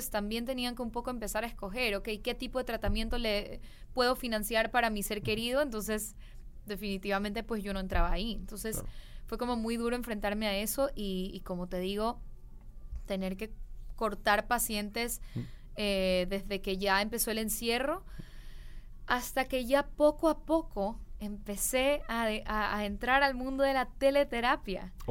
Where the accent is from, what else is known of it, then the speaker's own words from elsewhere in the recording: Guayaquil, Guayas, Ecuador; Sí, soy de Guayaquil, Ecuador.